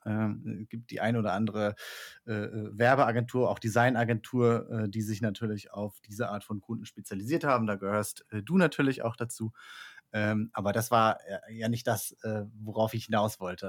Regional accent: Rostock, Mecklenburg-Vorpommern, Germany; now in Catalonia, Spain; aus der Region, wo ich herkomme. Ich komme aus Rostock

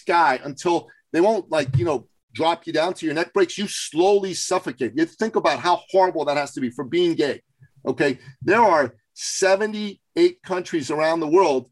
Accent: Iran; moved away; When I was growing up in Iran

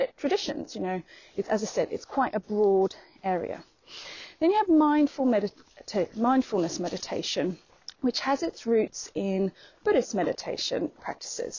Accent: Queensland, Australia; moved away; back in my hometown in Queensland, in Australia

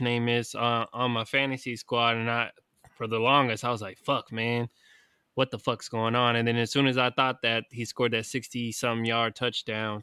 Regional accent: California, United States; this neighboring city of my hometown

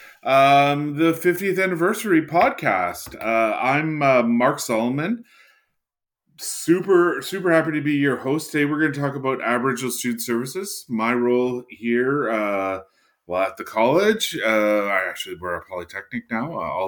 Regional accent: Henvey Inlet First Nation, Ontario, Canada; I'm a member of Henvey Inlet First Nation here in Ontario

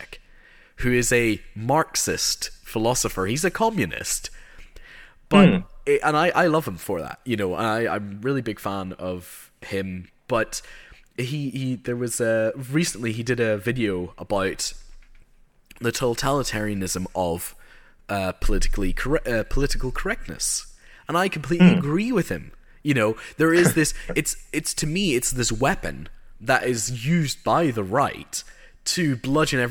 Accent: Northern Ireland, United Kingdom; I grew up in Northern Ireland

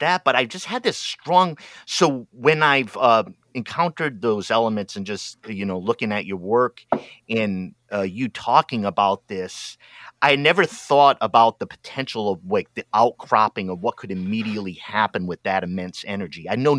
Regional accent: East Coast, United States; now in Oregon, United States; I'm from the East Coast of the United States, industrial city, old industrial city, kind of rundown mills and stuff like that. But I'm out in Oregon now on the other coast

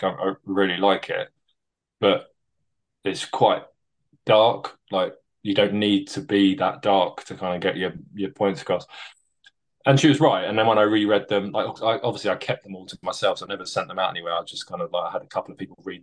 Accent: London, United Kingdom; moved away as an adult; now in Bristol, United Kingdom; Was born and raised in London, and then moved to Bristol for my work.

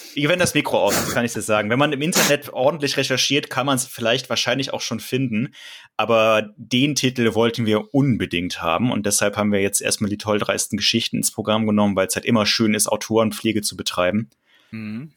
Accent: Cologne, North Rhine-Westphalia, Germany; ich komme ja gebürtig aus Köln tatsächlich und kenne die Stadt ein bisschen

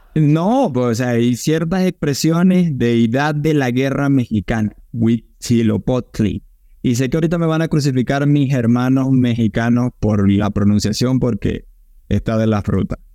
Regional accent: Maracaibo, Zulia, Venezuela; es el estado de donde Christopher y yo venimos

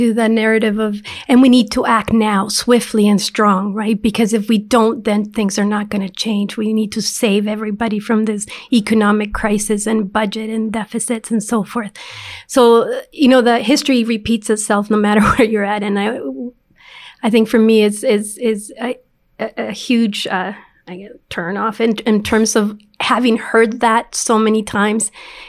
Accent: Canada; Is not what, you know, we understand as a definition of being Canadian, is when we don't take care of each other.

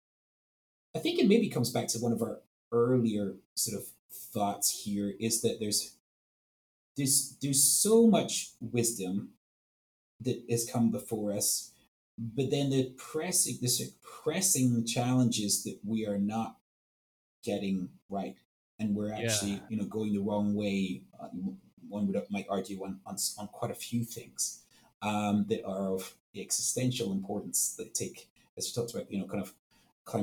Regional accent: Edinburgh, Scotland, United Kingdom; moved away; my hometown in Edinburgh, Scotland

